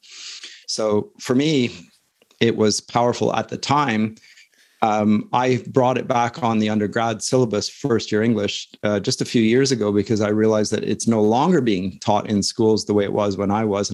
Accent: London, Ontario, Canada; I was born in London, Ontario. I'm status Mohawk. Interesting fact. But so I grew up in London

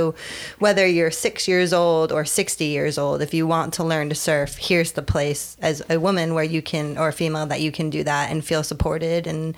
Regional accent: Connecticut, United States; moved away as an adult; also born or lived in California; now in Wrightsville Beach, United States; I'm from Connecticut. Oh. Yeah, it's interesting. Yeah, from Connecticut on a horse farm.

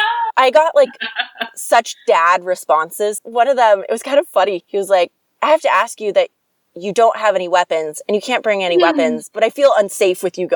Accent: San Diego, California, United States; moved away as an adult; also born or lived in Hawaii / Manhattan / Chicago / Irvine; now in Madrid, New York, United States; I'm talking to somebody up here and I say I'm from San Diego, they're like, what the hell are you doing in North New York?

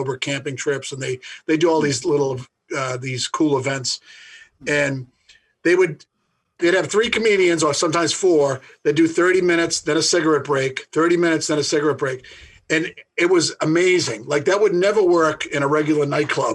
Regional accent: Boston, Massachusetts, United States; An Irish guy from Boston

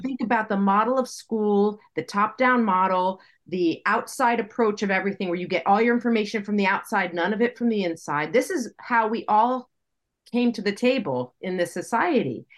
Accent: United States; I'm speaking as an American

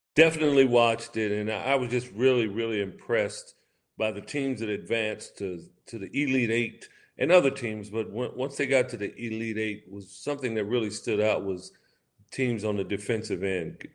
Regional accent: West Coast, United States; somewhere it was on the West Coast where I, I was raised

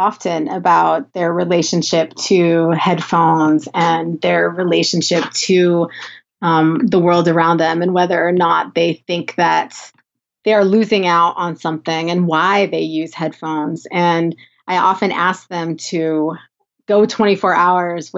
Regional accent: Southern California, United States; accent: Valley girl; I'm from Southern California

